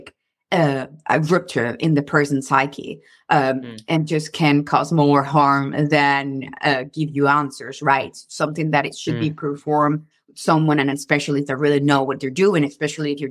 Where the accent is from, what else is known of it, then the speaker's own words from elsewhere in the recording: Venezuela; now in United States; I come from Venezuela